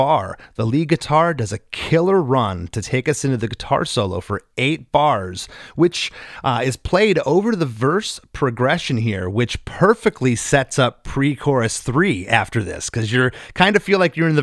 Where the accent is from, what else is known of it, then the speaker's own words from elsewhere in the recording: Southwest Florida, United States; I grew up in Southwest Florida